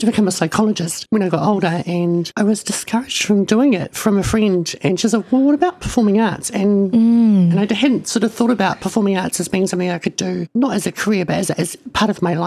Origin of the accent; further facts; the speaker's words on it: Murupara, Bay of Plenty, New Zealand; My parents are from Ngāti Mania Poto and te Ati Haunu a Pāpārangi, but I was raised in Murupara